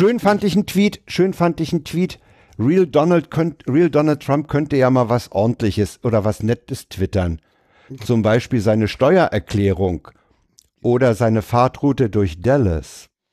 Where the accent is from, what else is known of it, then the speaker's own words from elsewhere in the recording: Berlin, Germany; Als Westberliner